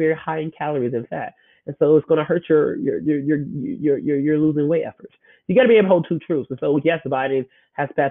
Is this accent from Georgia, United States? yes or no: no; Chicago, Illinois, United States; moved away as an adult; also born or lived in Memphis, Tennessee; born and raised in Chicago